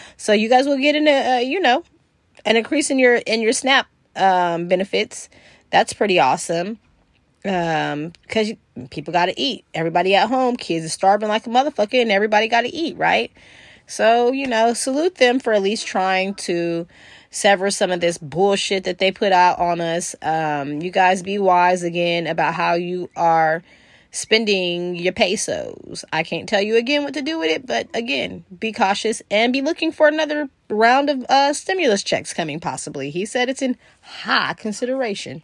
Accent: California, United States; I'm from California

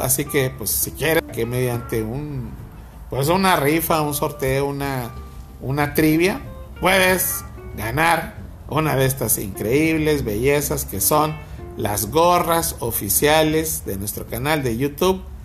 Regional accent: Nuevo León, Mexico

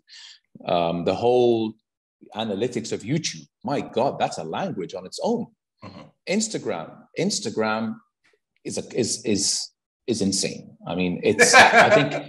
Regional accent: Saudi Arabia; also born or lived in United States; are you really from Saudi Arabia?" You know? And I'd be like, "Yeah, I am."

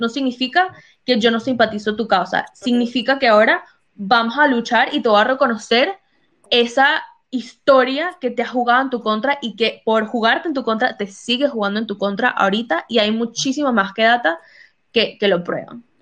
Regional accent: United States; moved away; also born or lived in Latin America; yo crecí en Estados Unidos

